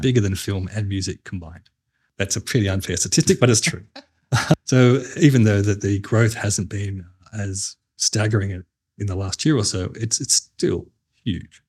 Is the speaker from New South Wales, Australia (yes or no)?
yes; New South Wales, Australia; I'm not from South Australia. I'm from New South Wales